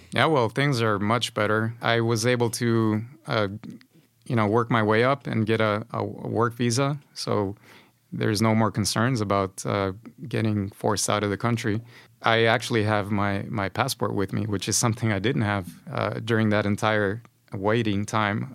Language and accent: English; Honduras; moved away as an adult; now in Sweden; I come from Honduras. It's a Central American country.